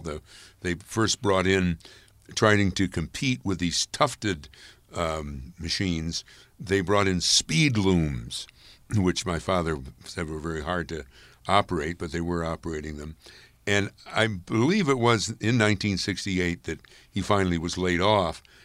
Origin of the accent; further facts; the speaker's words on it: Amsterdam, New York, United States; my hometown of, uh, Amsterdam, New York